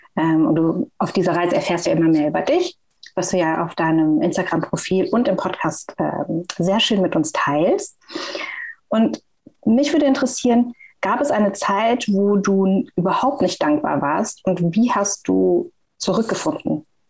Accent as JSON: {"language": "German", "town": "Frankfurt", "region": "Hesse", "country": "Germany", "said": "ich bin aus Frankfurt"}